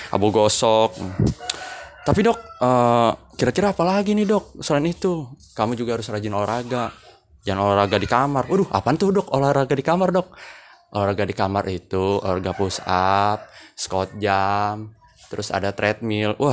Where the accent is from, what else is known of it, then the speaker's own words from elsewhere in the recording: Bekasi, West Java, Indonesia; saya dari Bekasi.